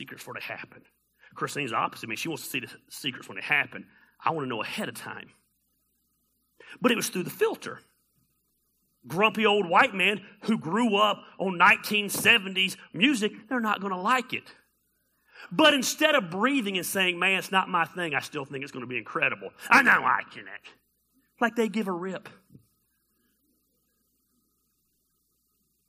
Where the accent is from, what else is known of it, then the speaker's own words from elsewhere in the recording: Decatur, Georgia, United States; I grew up in Decatur, Georgia